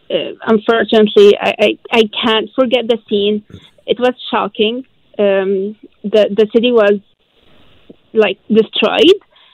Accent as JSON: {"language": "English", "town": "Aleppo", "region": "Aleppo Governorate", "country": "Syria", "also_born_or_lived": "Egypt", "second_language": "English", "moved": "yes", "lives_now": "Vancouver, Canada", "said": "So I'm Syrian. I'm from Aleppo, which is northern Syria."}